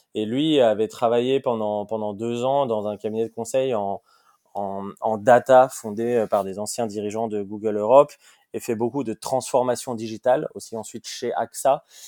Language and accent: French; Lyon, Auvergne-Rhône-Alpes, France; moved away as an adult; also born or lived in Paris; j'ai grandi j'ai grandi à Lyon. Donc moi, je suis, lyonnais